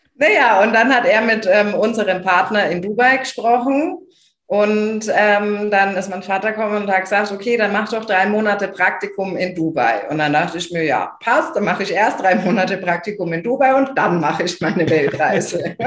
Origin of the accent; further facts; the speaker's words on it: small Bavarian village, Germany; first language German; kleines bayerisches Dorf